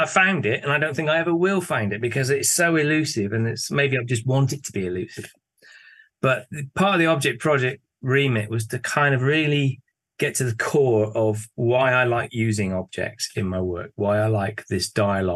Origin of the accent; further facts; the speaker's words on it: Bristol, South West England, United Kingdom; moved away as an adult; now in Leeds, United Kingdom; I'm originally from Bristol, which is down in the south of England.